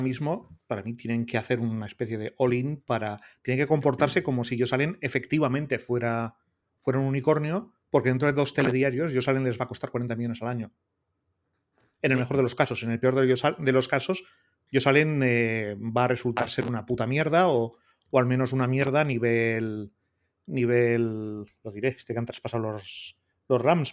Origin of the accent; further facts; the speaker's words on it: Portugalete, Basque Country, Spain; mi pueblo natal de Portugalete